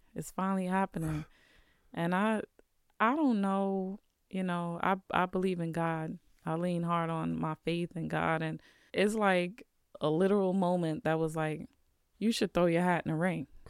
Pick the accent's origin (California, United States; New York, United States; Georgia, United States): New York, United States; New York City; now in Vermont, United States; growing up in the city